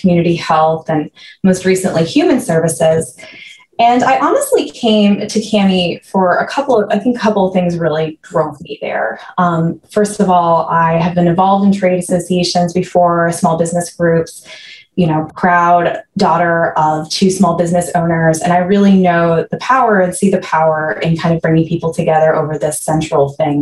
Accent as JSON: {"language": "English", "region": "Maine", "country": "United States", "tie": "born or raised there", "moved": "as an adult", "lives_now": "Maryland, United States", "said": "I grew up in Maine"}